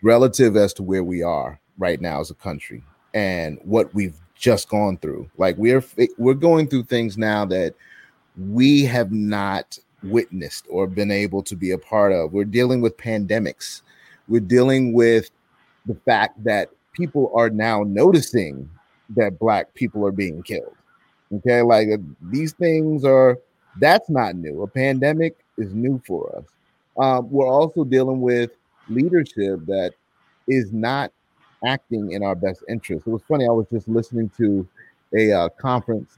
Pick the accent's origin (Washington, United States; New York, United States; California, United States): New York, United States; also born or lived in Gwinnett County, Georgia; now in Atlanta, United States; I'm originally from New York, but I live in Atlanta